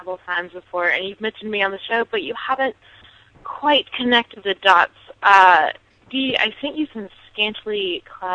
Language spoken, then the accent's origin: English; Orange County, North Carolina, United States; also born or lived in Appalachia, North Carolina; I am from Orange County in North Carolina, but I go to school in Appalachia, North Carolina